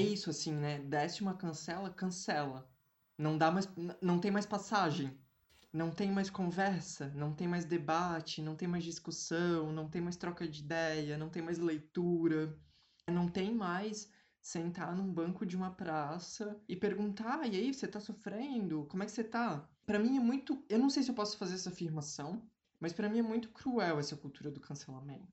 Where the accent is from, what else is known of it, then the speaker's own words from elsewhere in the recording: Brazil; a gente, enquanto brasileiro